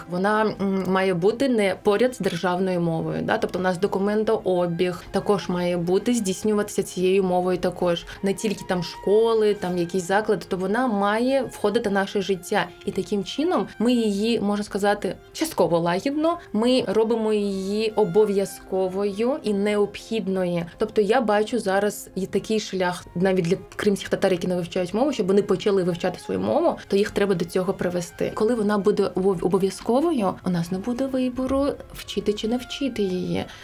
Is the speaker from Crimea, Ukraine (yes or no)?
yes; Crimea, Ukraine; first language crh; Ukrainian is a second language; храм татар це я кримський татарин, це моя рідна мова.